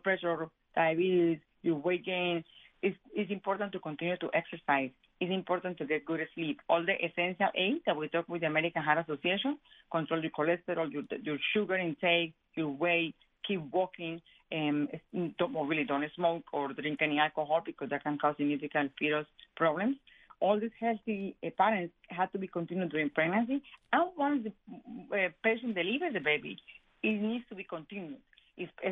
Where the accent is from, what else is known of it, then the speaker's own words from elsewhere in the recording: Colombia; moved away; I am Hispanic. I am from Colombia